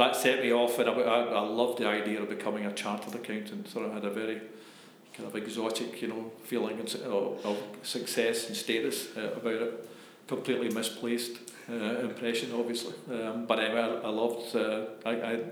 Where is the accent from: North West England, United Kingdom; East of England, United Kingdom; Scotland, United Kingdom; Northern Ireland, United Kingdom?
Scotland, United Kingdom; being Scottish